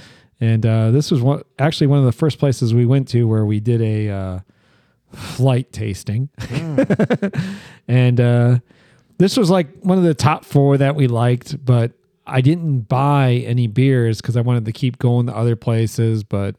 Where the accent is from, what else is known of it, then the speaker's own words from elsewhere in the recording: Medina County, Ohio, United States; moved away; this is from a brewery in the county that I grew up in Ohio, and it's, well, I can tell you the name. It doesn't matter. It's called Medina Brewing Company